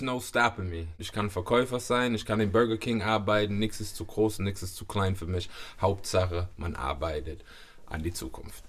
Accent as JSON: {"language": "German", "town": "Heddesheim", "region": "Baden-Württemberg", "country": "Germany", "tie": "born or raised there", "also_born_or_lived": "Mannheim / United States", "moved": "yes", "said": "Nein, ich bin in Mannheim geboren worden und acht Jahre lang in Heddesheim habe ich gelebt"}